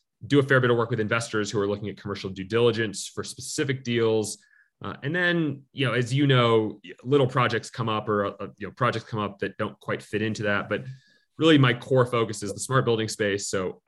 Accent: Midwest, United States; moved away as an adult; also born or lived in Chicago; now in Colorado, United States; I'm from the Midwest.

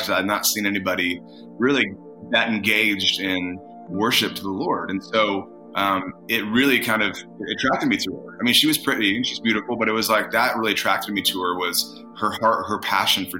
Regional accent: Indiana, United States; moved away as an adult; also born or lived in California; I actually am from Indiana

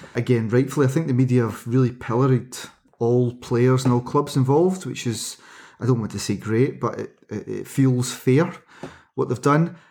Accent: United Kingdom; as a British sports fan

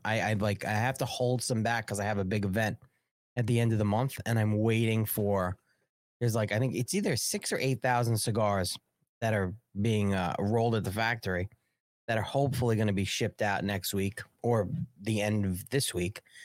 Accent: United States; also born or lived in New York City; I'm an American. This is my fucking country.

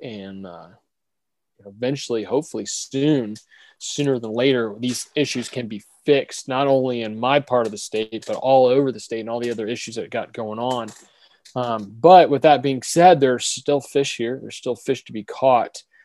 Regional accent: Orlando, Florida, United States; I grew up here in Orlando

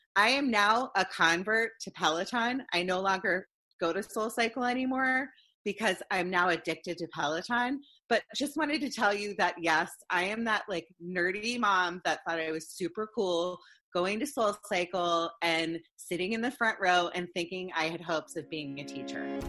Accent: Potomac, Maryland, United States; as a kid growing up in Potomac, Maryland, in the DC area

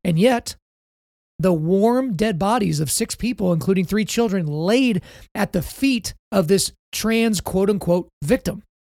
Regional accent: Oklahoma, United States; my home state of Oklahoma

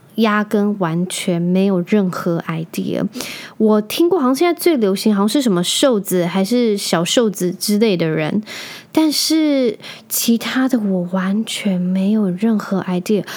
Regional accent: Penghu County, Taiwan; also born or lived in Taichung, Taiwan; 我是从，呃，台中转学到澎湖，因为我那时候在台中长大。我那时候在台中读国小一年级，然后二年级转回去澎湖

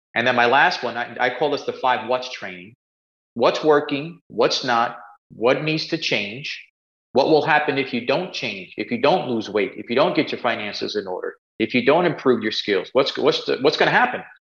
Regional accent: New York City, New York, United States; I grew up in Spanish Harlem, uh, New York, a place called El Barrio

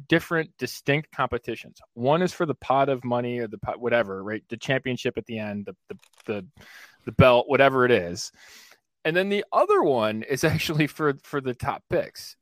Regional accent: New York, United States; I'm from New York, so Syracuse, Rochester

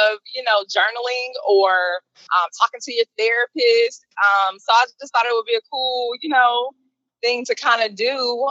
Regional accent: Atlanta, Georgia, United States; moved away as an adult; now in Baltimore, United States; My hometown is Atlanta, Georgia

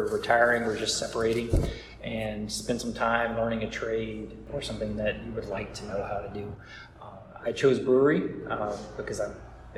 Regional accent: Tennessee, United States; moved away; my hometown, which is in Tennessee

